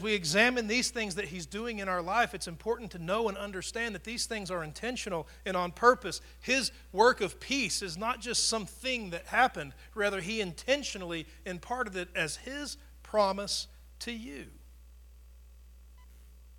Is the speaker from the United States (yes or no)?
yes; Tornado Alley, United States; I grew up in Tornado Alley